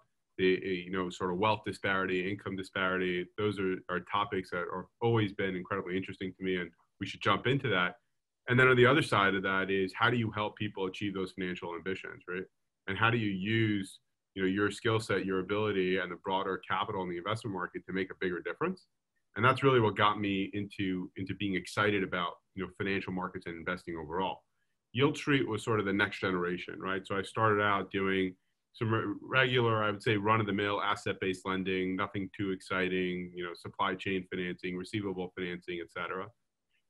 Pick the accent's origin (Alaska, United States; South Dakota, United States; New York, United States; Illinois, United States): New York, United States; Lawrence; I grew up in a town called Lawrence